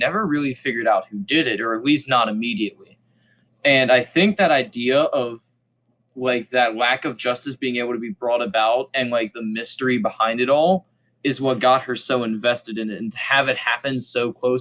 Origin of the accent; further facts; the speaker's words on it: Pennsylvania, United States; we're from Pennsylvania, not California